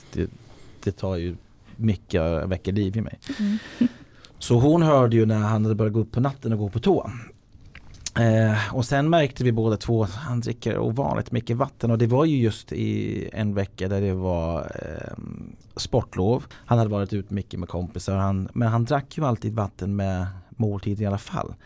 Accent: Ireland; Swedish is a second language; now in Sweden; Jag är uppvuxen på Irland

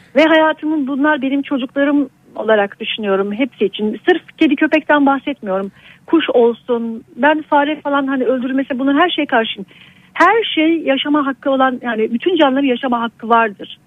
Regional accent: Aegean Region, Turkey; moved away as an adult; also born or lived in Istanbul; Şu anda e, memleketim olan bir Ege kasabasındayım

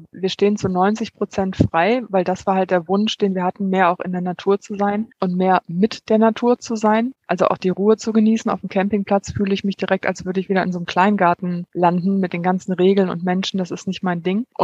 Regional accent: Kerpen, North Rhine-Westphalia, Germany; moved away as an adult; now in Greece; Also zwischen Kerpen, wo ich aufgewachsen bin, und dann dem Sprung, wo ich nach Griechenland gegangen bin.

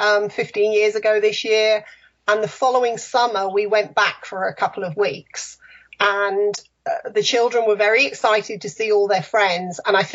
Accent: near Liverpool, North West England, United Kingdom; moved away as an adult; also born or lived in London area / Windsor / Fareham; now in Lakeland, United States; I was born just outside London, but moved to the north, close to Liverpool, when I was fairly young. So I kind of think of myself more as a northerner.

